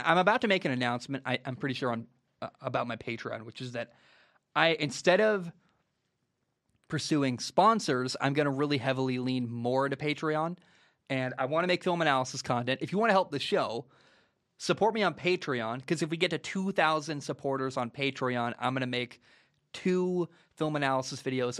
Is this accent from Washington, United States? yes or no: yes; Washington, United States; I am from Washington and went to Washington State.